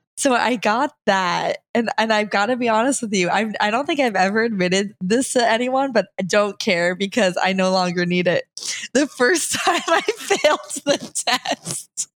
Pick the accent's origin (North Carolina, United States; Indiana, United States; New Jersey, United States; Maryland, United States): New Jersey, United States; Rumson; moved away as an adult; also born or lived in New York; now in Nashville, United States; I was raised in Rumston, New Jersey